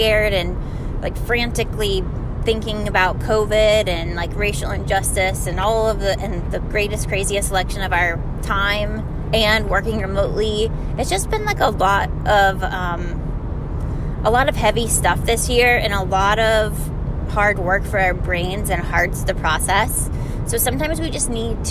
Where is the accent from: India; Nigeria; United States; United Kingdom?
United States; Florida; I'm from Florida